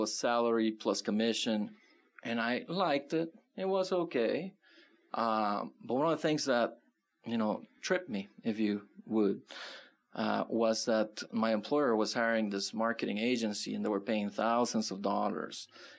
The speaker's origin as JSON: {"language": "English", "region": "California", "country": "United States", "lives_now": "Tucson, United States", "said": "because when I came from California, that was a huge culture shock."}